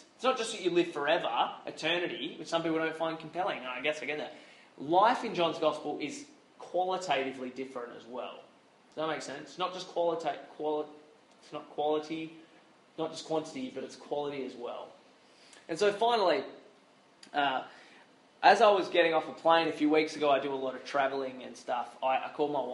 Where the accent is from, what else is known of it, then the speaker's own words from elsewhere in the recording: Australia; as an Aussie Christian